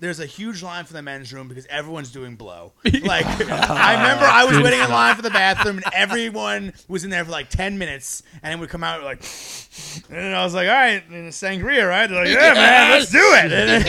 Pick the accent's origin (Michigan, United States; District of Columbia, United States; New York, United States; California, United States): New York, United States; Plainview; Actually, I'm from Plainview.